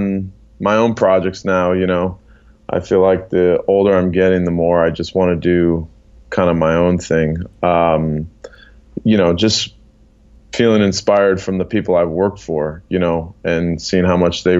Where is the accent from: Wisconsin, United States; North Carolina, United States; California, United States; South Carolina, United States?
Wisconsin, United States; Milwaukee; now in New York, United States; Grew up in the Midwest, Milwaukee, Wisconsin